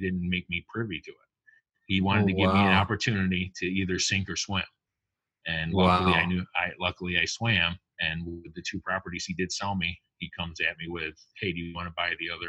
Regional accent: upstate New York, United States; I'm from New York, upstate, not down in the city.

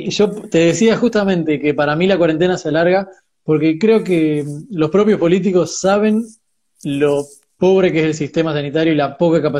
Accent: San Antonio de Areco, Buenos Aires Province, Argentina; yo soy de San Antonio de Areco y estoy acá

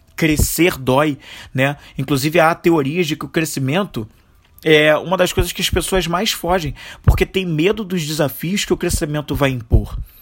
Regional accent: Brazil; como brasileiros, e como e dentro da nossa cultura brasileira a gente tem uma corrupção extremamente enraizada

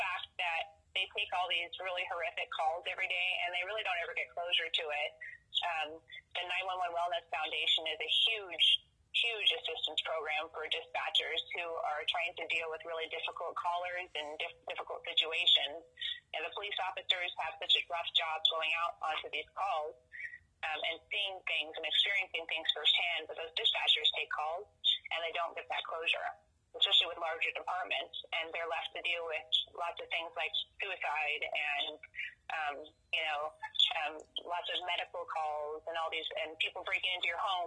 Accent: Valley Center, California, United States; the Valley Roadrunner in Valley Center. It's my hometown.

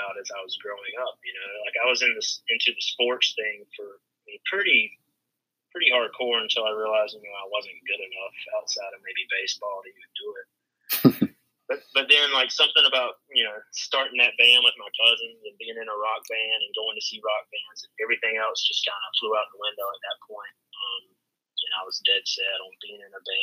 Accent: Hartsville, South Carolina, United States; I grew up in Hartsville, school in Hartsville

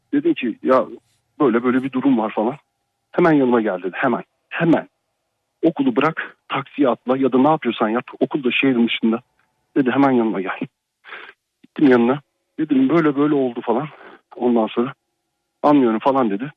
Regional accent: Ankara, Turkey; moved away; Ankara'da yaşıyorum. Yani Ankara doğumluyum normalde. E, yurt dışında yaşıyorum.

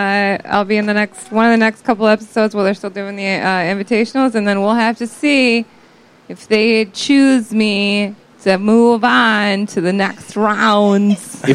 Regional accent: Janesville, Wisconsin, United States; accent: Wisconsin; The sound of my Wisconsin accent.

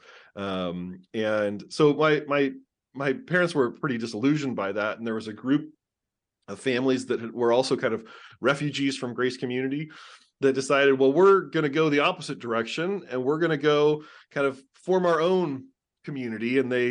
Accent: California, United States; So I grew up in Southern California.

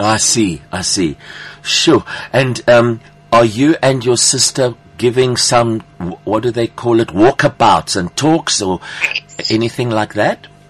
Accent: South Africa; accent: South African Greek; my Afrikaans with my with my South African Greek accent

